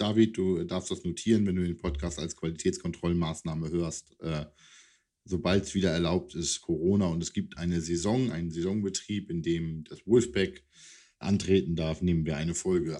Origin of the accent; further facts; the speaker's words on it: East Frisia, Lower Saxony, Germany; als Ostfriese